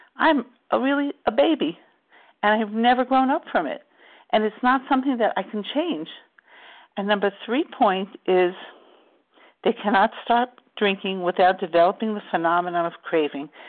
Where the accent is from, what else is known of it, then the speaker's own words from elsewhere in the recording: New York, United States; we grew up in New York